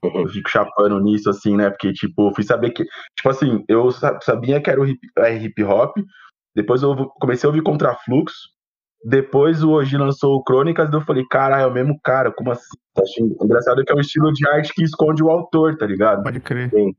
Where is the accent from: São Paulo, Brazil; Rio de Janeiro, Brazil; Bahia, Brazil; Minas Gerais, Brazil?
São Paulo, Brazil; eu nasci ali na Água Funda uhum. e morei no Parque Bristo, morei na Vila Moraes